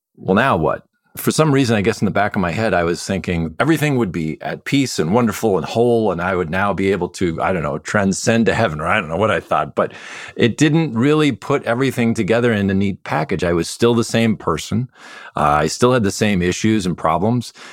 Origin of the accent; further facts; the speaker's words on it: Midwest, United States; I grew up in the Midwest